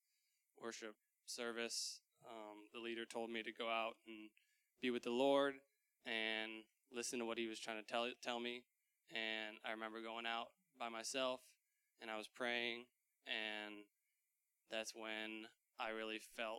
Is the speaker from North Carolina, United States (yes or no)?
no; Dubuque, Iowa, United States; I grew up in Dubuque